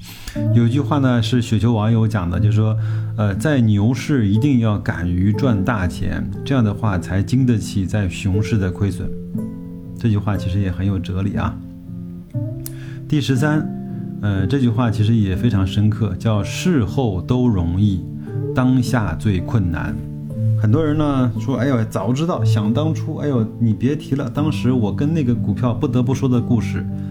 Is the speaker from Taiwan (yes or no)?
no; China; 但是我们中国人呢，经常会去选择跟这个交警。